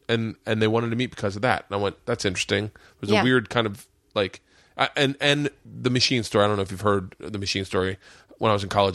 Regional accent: the South, United States; I grew up in the South, the segregated South, and I noticed it.

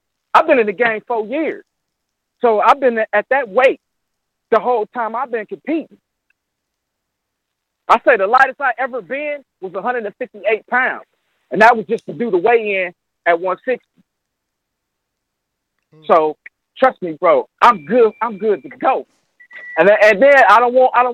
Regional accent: the Midwest, Wisconsin, United States

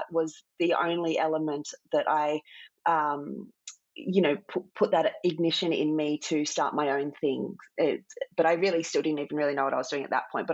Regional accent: Port Macquarie, New South Wales, Australia; I grew up in Port Macquarie, a small town on the mid-north coast of New South Wales

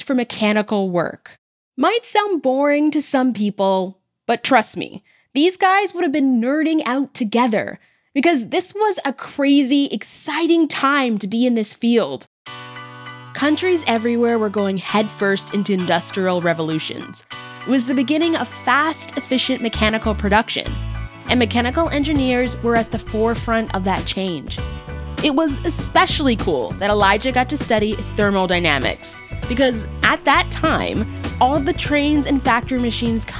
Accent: Canada; a Canadian who's also of Jamaican descent

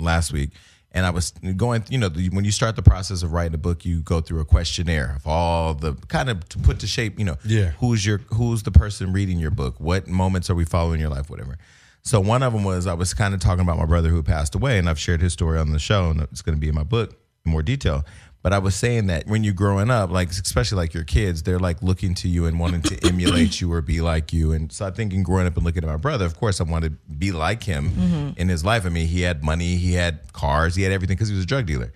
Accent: Stockton, California, United States

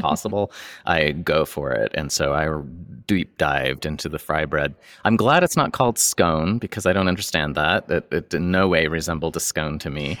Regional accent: Boise, Idaho, United States; moved away as an adult; before I moved away from Boise. And, uh, I think I was a high school student.

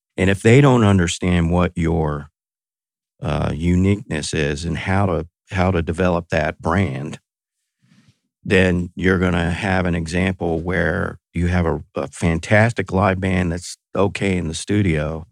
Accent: Texas, United States; I grew up in Texas

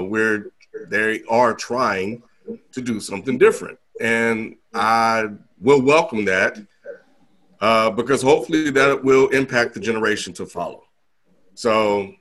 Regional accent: Mississippi, United States; growing up in Mississippi

